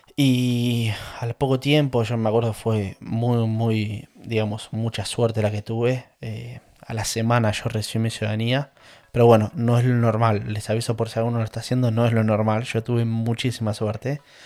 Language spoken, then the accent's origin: Spanish; La Plata, Buenos Aires Province, Argentina; moved away as an adult; now in England, United Kingdom; Yo soy oriundo de La Plata, más precisamente de Manuel Gonet. A ver, mm, mis últimos 20 años me, crié en Gonet, entonces por eso para mí yo soy Gonet.